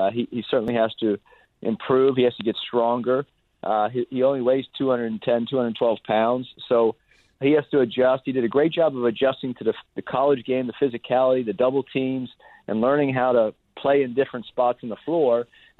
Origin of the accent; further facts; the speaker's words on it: Pennsylvania, United States; I grew up in Pennsylvania, so the only thing I knew about the West Coast or USC were their football uniforms, the cardinal and gold on every Saturday afternoon.